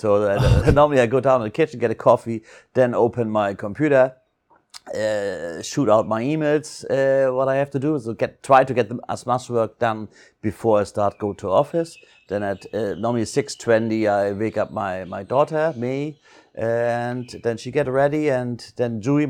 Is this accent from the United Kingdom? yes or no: no; Hamburg, Germany; English is a second language; moved away as an adult; now in Phuket, Thailand; And as you may know, I'm from North Germany, Hamburg, grew up on the water side, so love sailing, boats, et cetera, et cetera.